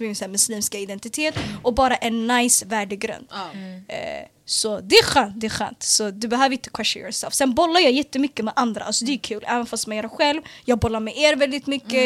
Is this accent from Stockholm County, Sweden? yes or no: yes; Stockholm, Stockholm County, Sweden; also born or lived in Bredäng / Eritrea (ancestry); född och uppvuxen i södra Stockholm, i Hagsätra och Bredäng